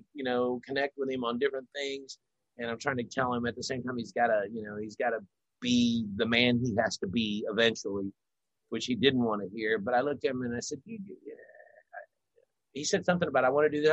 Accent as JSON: {"language": "English", "town": "Louisville", "region": "Kentucky", "country": "United States", "tie": "born or raised there", "said": "Louisville. It's my hometown."}